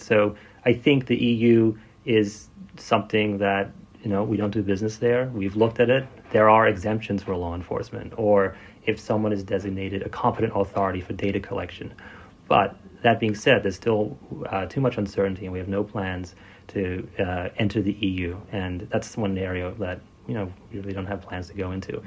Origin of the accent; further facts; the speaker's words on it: Australia; moved away as an adult; also born or lived in Silicon Valley; I grew up in Australia. My dad is from Vietnam originally, and my mom's Australian